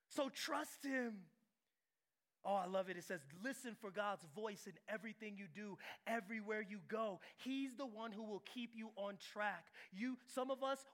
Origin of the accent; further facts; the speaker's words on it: San Diego, California, United States; I'm from San Diego